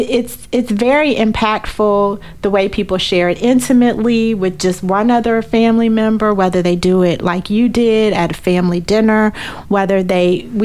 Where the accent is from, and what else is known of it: Washington, District of Columbia, United States